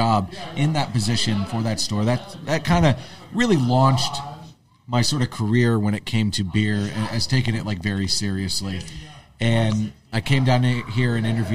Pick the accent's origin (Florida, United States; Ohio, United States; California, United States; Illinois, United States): Florida, United States; St. Augustine; also born or lived in Hartford, Connecticut; now in Austin, United States; my mother moved herself and myself down to Florida, St. Augustine, Florida. In 89, and then that's where I grew up